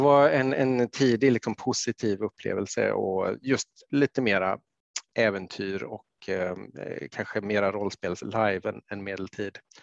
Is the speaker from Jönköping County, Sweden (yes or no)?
yes; Jönköping, Jönköping County, Sweden; i Jönköping där jag växte upp